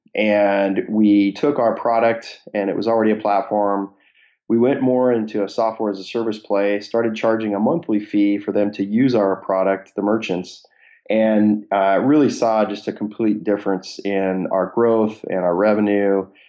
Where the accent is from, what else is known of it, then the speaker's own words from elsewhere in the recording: Seattle, Washington, United States; born and raised in Seattle area